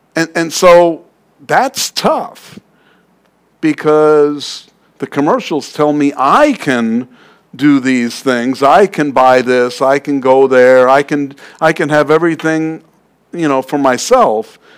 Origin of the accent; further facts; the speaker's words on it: New York City, New York, United States; I'm from Queens.